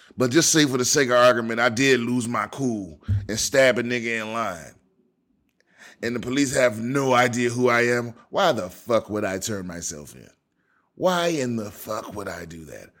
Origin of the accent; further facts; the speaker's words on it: Prince George's County, Maryland, United States; my home, my hometown. This is from, this is from P G County, Maryland